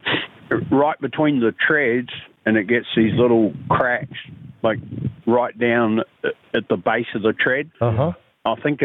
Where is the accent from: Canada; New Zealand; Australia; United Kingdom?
New Zealand; also born or lived in Texas; now in Oklahoma, United States; I'm from New Zealand originally